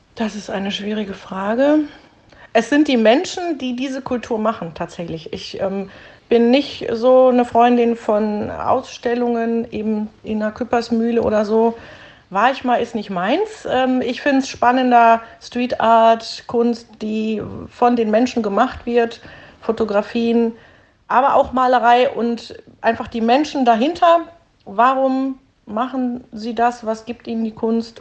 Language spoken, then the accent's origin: German; Duisburg, North Rhine-Westphalia, Germany; Ich bin tatsächlich so richtig echte Duisburgerin aus dem Norden. Ich bin im Stadtteil Hamborn Grenze Neumühl aufgewachsen, lebe dort auch wieder